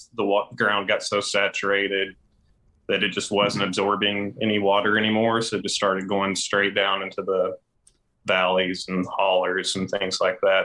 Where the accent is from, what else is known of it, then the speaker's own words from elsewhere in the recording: Hazard, Kentucky, United States; when I was a kid, growing up in Hazard